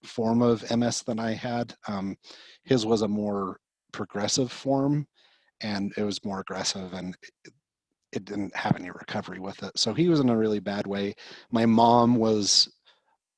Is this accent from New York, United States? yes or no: no; Murray, Utah, United States; So I grew up in Murray, Utah, graduated from Murray High School